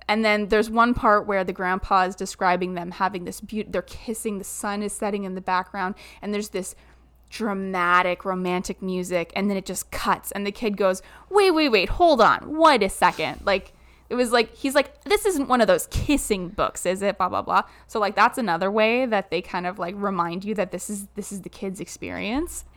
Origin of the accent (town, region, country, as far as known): Southern Ontario, Canada; born or raised there